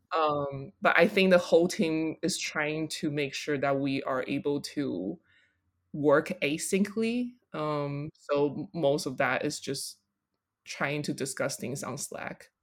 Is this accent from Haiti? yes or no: no; Taiwan; also born or lived in Colorado; now in New York, United States; growing up in Taiwan